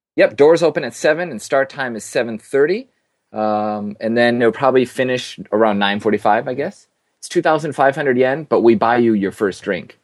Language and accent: English; Minnesota, United States; moved away as an adult; also born or lived in Osaka, Japan / Australia / England; now in Tokyo, Japan; I'm from Minnesota